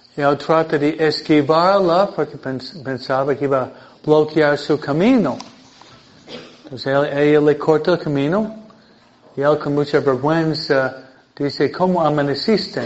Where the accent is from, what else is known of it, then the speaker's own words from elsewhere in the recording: Michigan, United States; Spanish is a second language; now in Hawaiian Gardens, United States; yo nací en Michigan